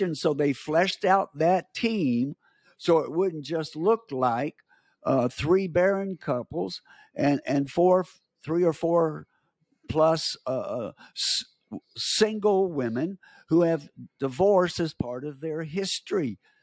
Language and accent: English; United States; I'm from America